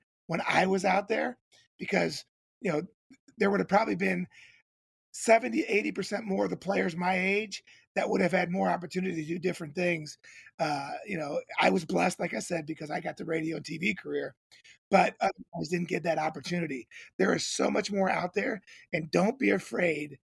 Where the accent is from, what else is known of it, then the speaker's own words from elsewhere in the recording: Cincinnati, Ohio, United States; I grew up in Cincinnati, Ohio